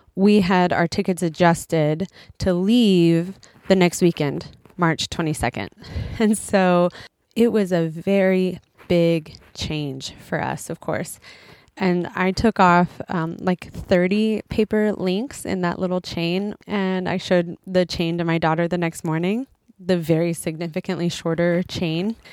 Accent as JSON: {"language": "English", "country": "United States", "moved": "as an adult", "lives_now": "Japan", "said": "I'm an American who's living in Japan with my husband and two kids."}